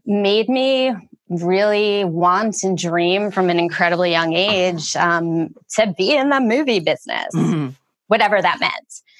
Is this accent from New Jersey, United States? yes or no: yes; Wayne, New Jersey, United States; I grew up in Wayne, New Jersey